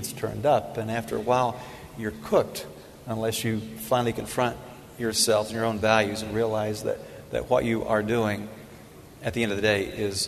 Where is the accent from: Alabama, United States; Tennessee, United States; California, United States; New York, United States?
Tennessee, United States; I'm from Tennessee